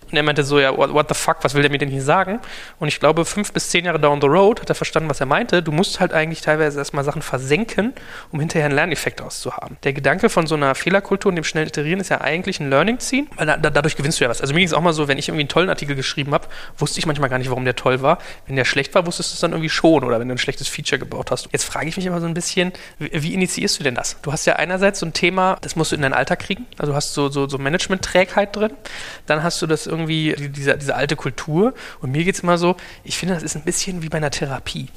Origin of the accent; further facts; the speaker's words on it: Germany; als Deutscher